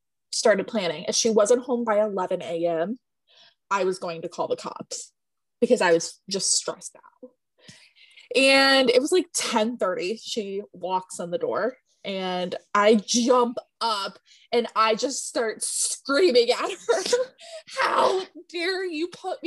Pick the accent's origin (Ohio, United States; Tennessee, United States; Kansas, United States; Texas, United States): Ohio, United States; I'm born and raised in Ohio, so I know where Tiffin is